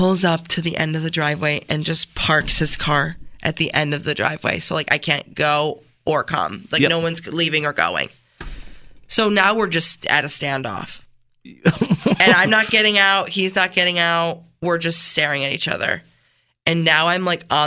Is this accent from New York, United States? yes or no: yes; Canandaigua, New York, United States; I'm from Canandaigua